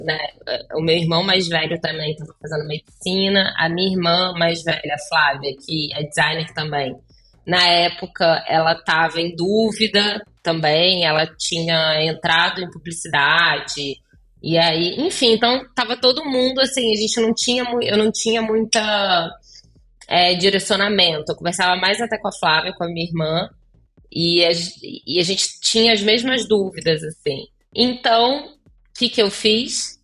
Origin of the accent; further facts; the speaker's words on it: Volta Redonda, Rio de Janeiro, Brazil; moved away as an adult; now in Los Angeles, United States; Eu sou de Volta Redonda, do interior do Rio